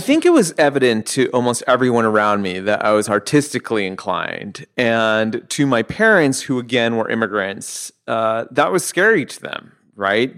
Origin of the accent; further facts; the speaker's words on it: Southern California, United States; growing up in Southern California